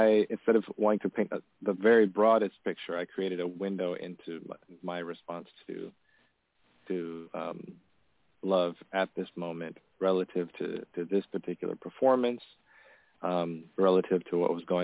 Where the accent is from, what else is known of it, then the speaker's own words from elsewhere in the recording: Tanzania; moved away; I grew up in Tanzania, and my dad is from a village in north central Tanzania